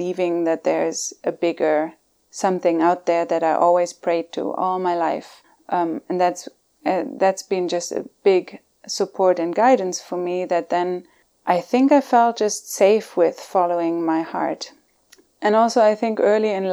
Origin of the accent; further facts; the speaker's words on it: Germany; moved away as an adult; now in California, United States; And I grew up in Germany. I was born in Germany. Now I made it to California somehow. And lived in Germany for the first 30 years